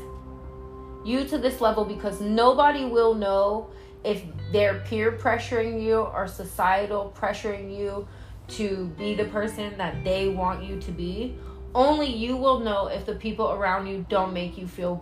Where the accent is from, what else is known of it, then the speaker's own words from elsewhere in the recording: Vallejo, California, United States; I'm from the Bay Area. I'm from Vallejo, California.